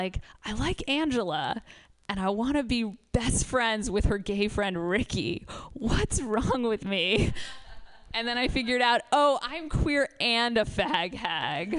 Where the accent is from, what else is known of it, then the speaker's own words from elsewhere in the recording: United States; I grew up in New York